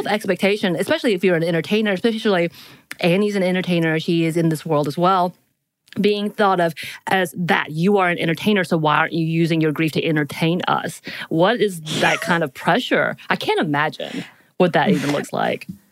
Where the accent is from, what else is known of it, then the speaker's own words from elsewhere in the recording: Appalachian Mountains, United States; moved away; I live in a mountain town. So I'm at the foothills of the Appalachian Mountains.